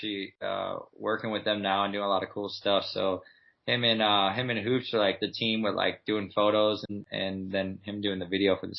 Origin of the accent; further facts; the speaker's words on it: Midwest, United States; I mean, I grew up in the Midwest where basically it's snowing half the year. Really, really cold.